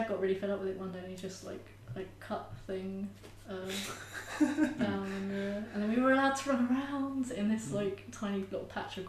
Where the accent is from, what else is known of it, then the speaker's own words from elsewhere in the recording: Edgware, London, United Kingdom; North London, okay. Edgware.